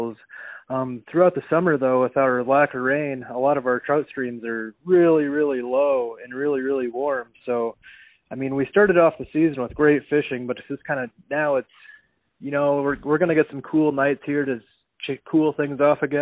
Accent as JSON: {"language": "English", "region": "Iowa", "country": "United States", "tie": "born or raised there", "said": "I grew up on the Cedar River"}